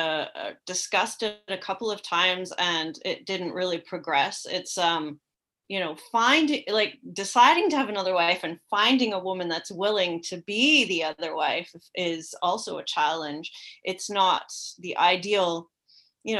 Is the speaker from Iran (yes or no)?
no; Canada; moved away as an adult; also born or lived in Morocco; I was raised in Canada